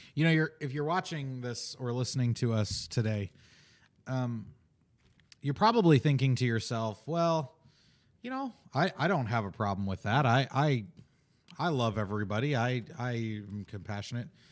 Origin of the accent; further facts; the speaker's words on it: Chicago, Illinois, United States; I grew up in Chicago